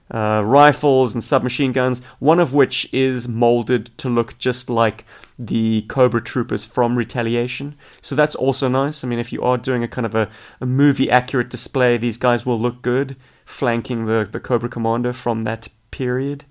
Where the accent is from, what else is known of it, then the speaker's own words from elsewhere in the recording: South Africa; moved away as an adult; now in Australia; in South Africa, we call them muggies